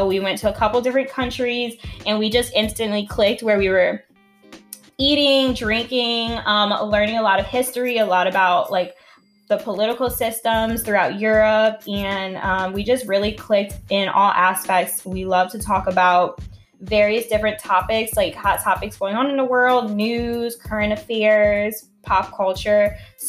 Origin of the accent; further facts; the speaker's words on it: New Orleans, Louisiana, United States; I am born and raised in New Orleans. I mean, I'm a Navy brat, so I did move around quite a bit